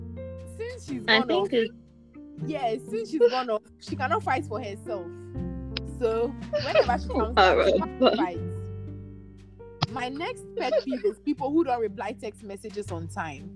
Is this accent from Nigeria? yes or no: yes; Nigeria; accent: Nigerian; My Nigerian accent